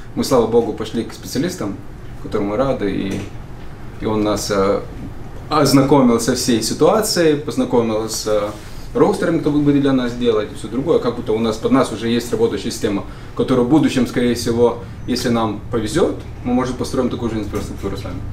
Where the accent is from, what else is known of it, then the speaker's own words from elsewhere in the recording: Šilutė, Klaipėda County, Lithuania; now in United States; Из Литвы, из Шилуты, маленький